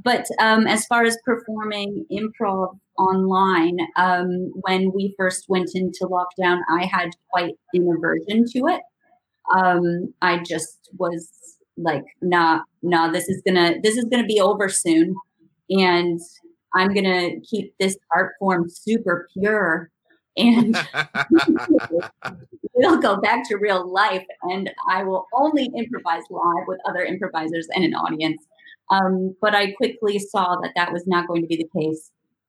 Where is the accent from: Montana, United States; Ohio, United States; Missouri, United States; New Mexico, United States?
Missouri, United States; St. Louis; now in Nelson, New Zealand; I started out in St. Louis, and then I moved overseas, and I never went home. And now I live in Nelson in New Zealand